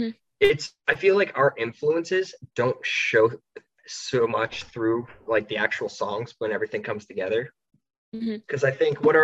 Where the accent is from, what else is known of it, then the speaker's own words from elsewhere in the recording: New Jersey, United States; We're all from Jersey.